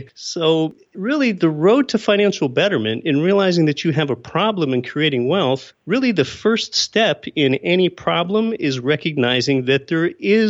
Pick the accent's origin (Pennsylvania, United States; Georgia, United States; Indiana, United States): Pennsylvania, United States; moved away as an adult; also born or lived in Anchorage, Alaska; I was born and raised in Pennsylvania, not of entrepreneurial or real estate parents at all. And I moved to a place I always wanted to live, Anchorage, Alaska.